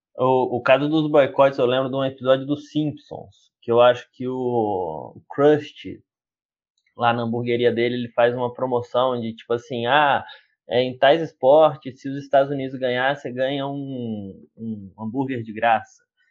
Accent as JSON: {"language": "Portuguese", "country": "Brazil", "said": "a gente é brasileiro"}